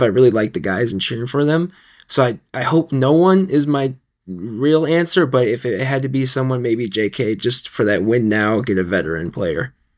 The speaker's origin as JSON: {"language": "English", "region": "Minnesota", "country": "United States", "said": "I'm from Minnesota"}